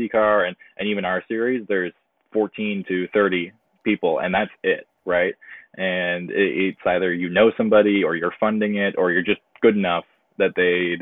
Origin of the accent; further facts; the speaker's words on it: Mount Albert, Ontario, Canada; I'm from Mount Albert, Ontario. So just east of Newmarket. So a little bit north of Toronto